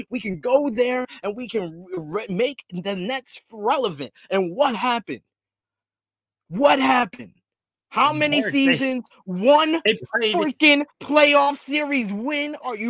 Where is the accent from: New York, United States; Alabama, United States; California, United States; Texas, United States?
New York, United States; I'm from New York.